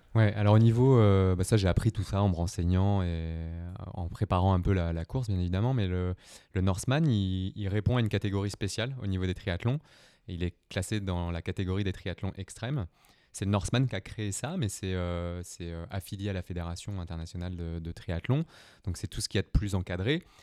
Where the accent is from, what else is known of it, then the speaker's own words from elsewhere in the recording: Brittany, France; je viens de la Bretagne, donc j'étais, j'étais plutôt dans l'eau tous les étés